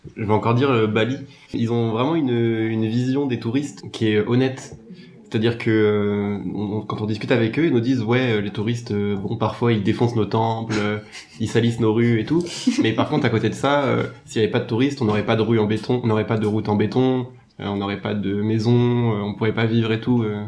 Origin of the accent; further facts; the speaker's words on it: France; qu'on est français